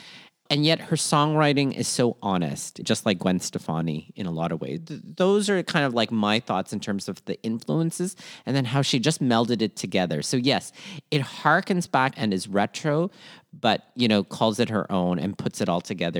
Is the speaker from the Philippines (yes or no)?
yes; Philippines; sometimes being Filipino is really marked with being unendingly hopeful in a lot of ways